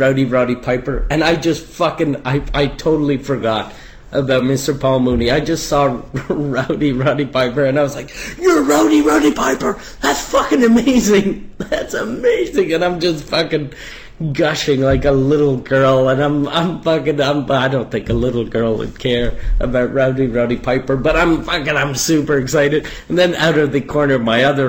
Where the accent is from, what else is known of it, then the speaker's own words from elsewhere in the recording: Canada; I'm Canadian